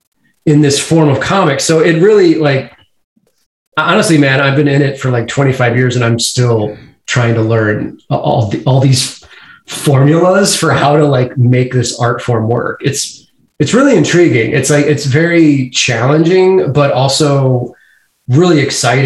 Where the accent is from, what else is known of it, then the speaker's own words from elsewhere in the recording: St. Louis, Missouri, United States; also born or lived in Kansas City; I grew up in St. Louis, and then I moved up to Kansas City when I was 18